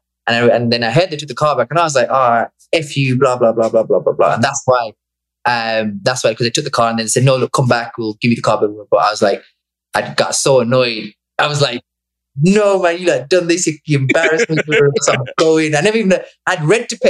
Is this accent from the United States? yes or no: no; Bangladesh; moved away; I was born there